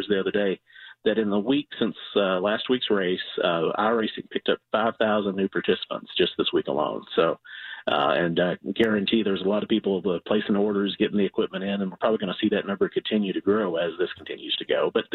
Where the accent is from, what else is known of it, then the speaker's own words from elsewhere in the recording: St. Louis, Missouri, United States; I was born and raised in St. Louis, so it just felt like home